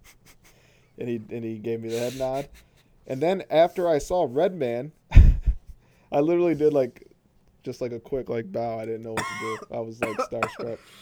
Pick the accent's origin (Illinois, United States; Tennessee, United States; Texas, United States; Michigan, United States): Michigan, United States; Flint; I'm from Flint